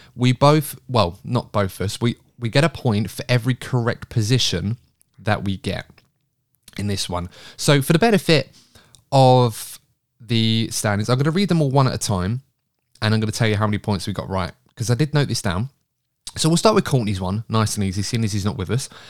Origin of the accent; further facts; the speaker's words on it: England, United Kingdom; I'm English